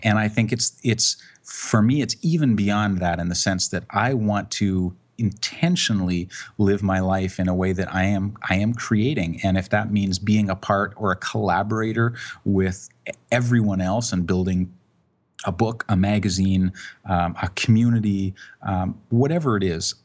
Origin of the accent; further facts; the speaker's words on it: Canada; I'm a Canadian, but I live on the West Coast